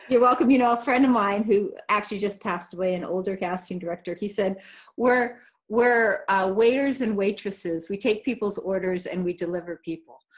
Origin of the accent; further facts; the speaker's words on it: California, United States; I was born in California. I grew up, uh, we traveled a lot. We moved around a lot as a child. Um, mainly, I lived on the coastal towns of California.